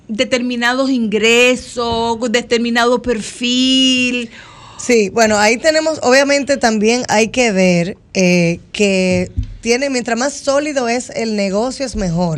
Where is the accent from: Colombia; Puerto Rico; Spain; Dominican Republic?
Dominican Republic; moved away as an adult; now in United States; voy cumpliendo ahora 15 años desde que nos fuimos de República Dominicana a Estados Unidos.